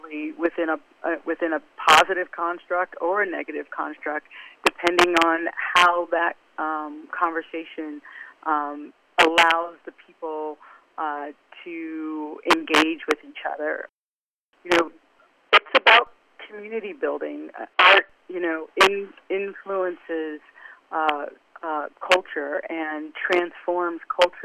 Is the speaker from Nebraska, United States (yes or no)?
yes; Omaha, Nebraska, United States; moved away as an adult; also born or lived in Beckenham, England / California / New York; I grew up in Omaha, and quiet as it's kept, I was born in Beckenham, England. And I think we got to Omaha when I was about 5